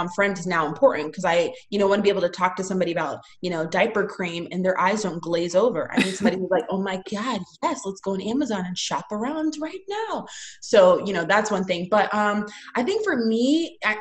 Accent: Tampa, Florida, United States; I'm from Tampa

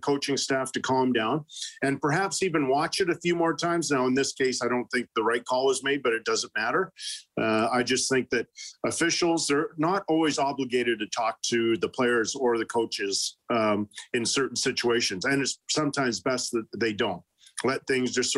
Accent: Winnipeg, Manitoba, Canada; moved away; a kid growing up in Elmwood

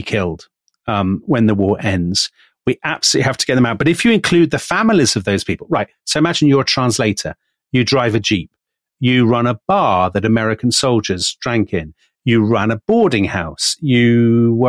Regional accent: United Kingdom; as a Brit

